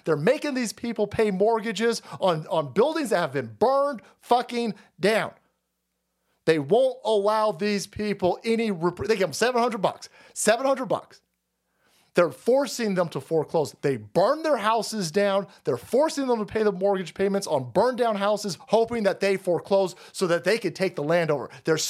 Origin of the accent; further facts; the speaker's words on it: Canada; That's not on accident. I'm a Canadian. I endorse the message from Strickland.